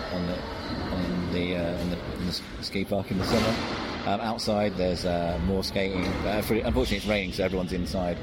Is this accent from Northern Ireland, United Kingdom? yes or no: no; North Devon, South West England, United Kingdom; I'm from North Devon